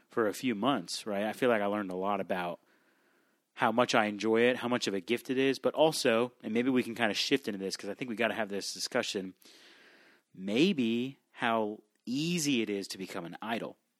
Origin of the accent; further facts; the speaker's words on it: South Florida, United States; I grew up in South Florida